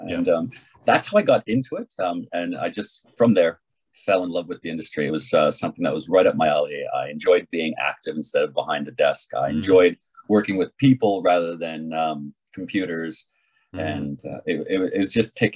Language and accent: English; Canada; moved away as an adult; also born or lived in Australia; I am Canadian by design and left Canada when I was 22, 23